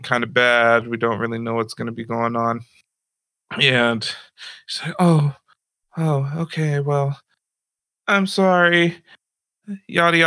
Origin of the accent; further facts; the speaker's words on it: Santa Rosa, California, United States; I'm from Santa Rosa.